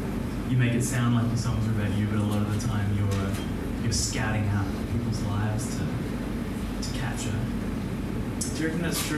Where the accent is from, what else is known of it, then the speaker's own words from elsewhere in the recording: Canberra, Australian Capital Territory, Australia; I come from Canberra